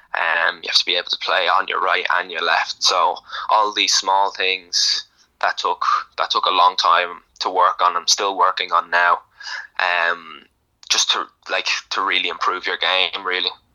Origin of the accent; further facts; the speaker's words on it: Ireland; I'm born in Ireland. Um, grew up watching Ireland. Like I'm, I'm Irish.